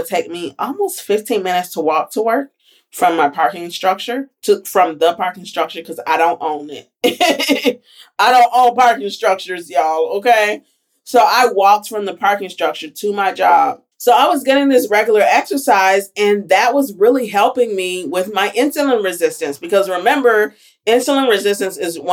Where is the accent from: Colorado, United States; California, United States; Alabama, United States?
Alabama, United States; moved away; I did my last rotation at home, and I'm from Alabama